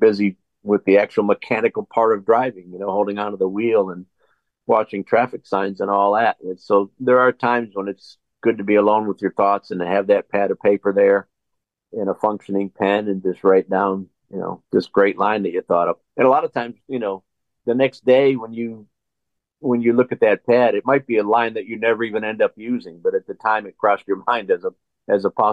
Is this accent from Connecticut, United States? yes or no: yes; Connecticut, United States; also born or lived in Massachusetts; I was from Connecticut, so and for a little while from Massachusetts.